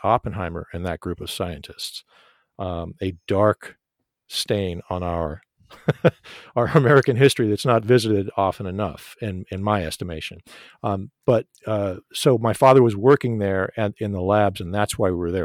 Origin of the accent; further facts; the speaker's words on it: Tehran, Tehran Province, Iran; now in United States; I was, I was born in Tehran, Iran